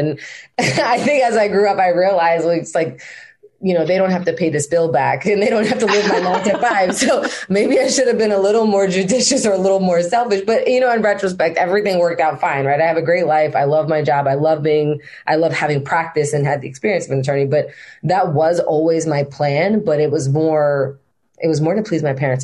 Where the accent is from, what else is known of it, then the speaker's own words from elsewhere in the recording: Maryland, United States; also born or lived in New York; I was born in New York, left New York because my father was working for the federal government at the time, and we got sent over to Maryland. And so that's where I spent most of my formative years, right, from seven onward.